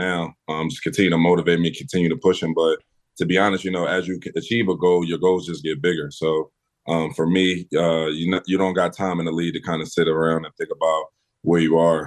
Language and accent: English; Philadelphia, Pennsylvania, United States; growing up in West Oak Lane